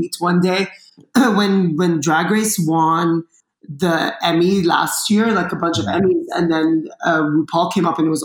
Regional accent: Dubai, United Arab Emirates; also born or lived in Lebanon; now in Los Angeles, United States; I grew up in Dubai

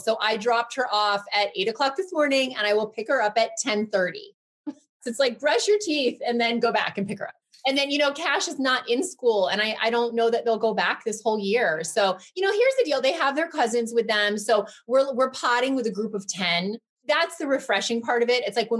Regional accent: Connecticut, United States; moved away as an adult; also born or lived in New York City; now in California, United States; I'm from Connecticut. We always go to my parents' house.

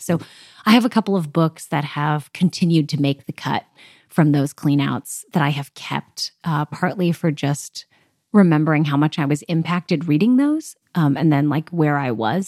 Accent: Southern California, United States; moved away as an adult; now in Nashville, United States; I am from Southern California, but currently I am a recent, uh, two years now transplant to Nashville, Tennessee

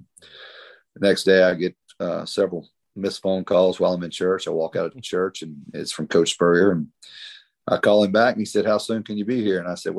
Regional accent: South Carolina, United States; one being the University of South Carolina, meaning because it was right from you know, 30 miles from my hometown. We grew up Gamecocks

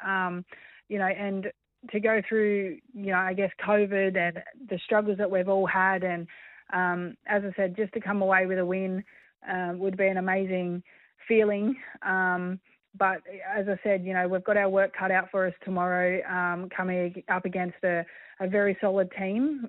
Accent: Australia; being Australian

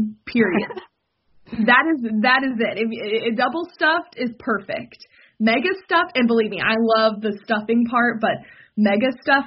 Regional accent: Texas, United States; now in Wisconsin, United States; I moved to Wisconsin from Texas. Texas girl

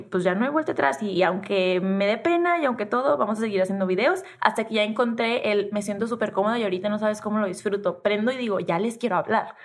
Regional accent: Tijuana, Baja California, Mexico; accent: norteña, pocha; soy norteña y crecí en Tijuana y soy de frontera y hablo súper pocha

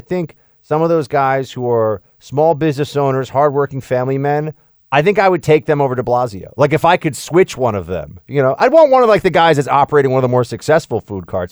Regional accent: New York City, New York, United States; As a New Yorker

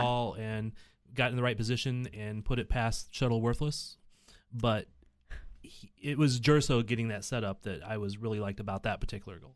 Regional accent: Missouri, United States; I'm from Hick, Missouri

